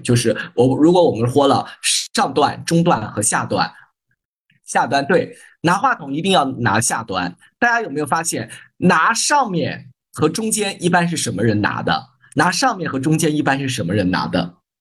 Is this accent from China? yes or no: yes; China; 我们中国人